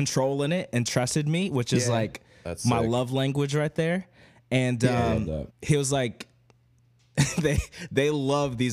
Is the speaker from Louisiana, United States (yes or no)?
no; Oklahoma City, Oklahoma, United States; now in New York City, United States; I'm from Oklahoma City